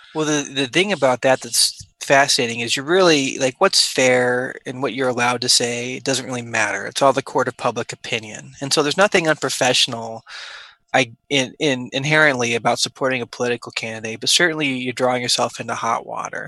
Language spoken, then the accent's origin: English; Omaha, Nebraska, United States; moved away as an adult; also born or lived in St. Louis, Missouri / Wichita, Kansas / Houston, Texas; I grew up in Omaha, Nebraska.